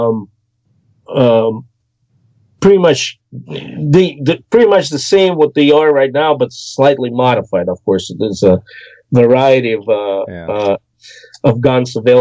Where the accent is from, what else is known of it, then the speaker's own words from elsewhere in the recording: Orenburg, Orenburg Oblast, Russia; moved away; I grew up in the Urals. In the south foothills of southern Urals, in the city of Orenburg